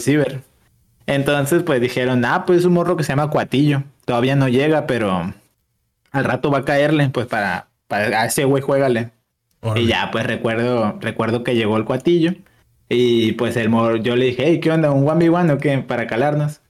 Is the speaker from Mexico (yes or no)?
yes; Mazatlán, Sinaloa, Mexico; yo soy de Mazatlán, de Mazatlán, Sinaloa